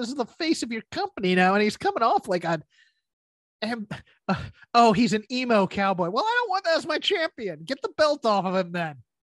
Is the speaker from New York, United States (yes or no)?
yes; Long Island, New York, United States; I'm from Long Island.